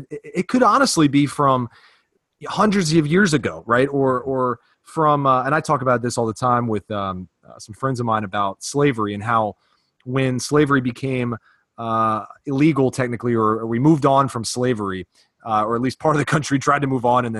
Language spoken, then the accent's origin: English; Virginia, United States; And then I grew up in the South, part of Virginia